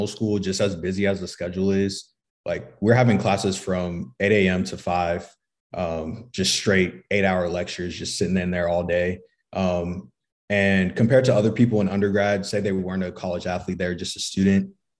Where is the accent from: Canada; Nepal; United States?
United States; Flower Mound, Texas; moved away as an adult; now in San Antonio, United States; I'm from the Dallas area. Okay. Flower Mound, Texas. Now I'm in San Antonio.